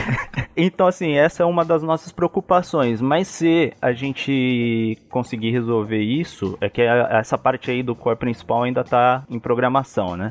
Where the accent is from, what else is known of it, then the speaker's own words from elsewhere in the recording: Americana, São Paulo, Brazil; moved away as an adult; now in São Paulo, Brazil; eu moro hoje em São Paulo, mas eu sou de Americana.